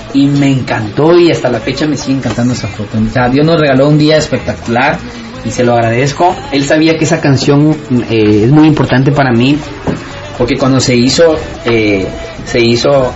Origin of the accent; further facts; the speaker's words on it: Guatemala; moved away; ser el único guatemalteco en ese, esa, en ese gran elenco